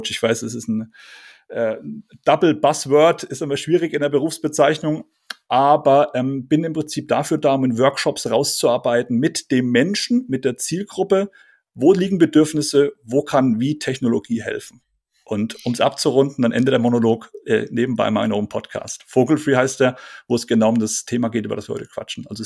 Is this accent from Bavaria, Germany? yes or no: yes; Bavaria, Germany; accent: Franconian; ich bin aufgewachsen in Oberfranken, also bin, bin Franke, habe den Dialekt äh, ausgeblendet.